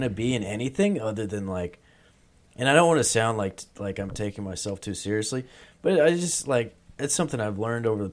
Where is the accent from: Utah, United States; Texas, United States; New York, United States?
Texas, United States; Peaster; I was from Peaster, Texas